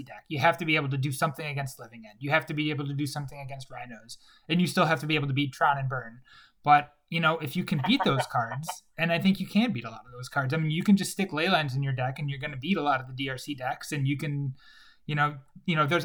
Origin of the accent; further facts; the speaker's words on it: Chicago, Illinois, United States; I grew up in Chicago